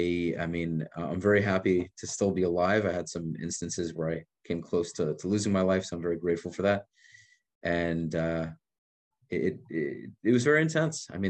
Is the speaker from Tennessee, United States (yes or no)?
no; New York, United States; also born or lived in Israel; now in Miami, United States; I'm originally from New York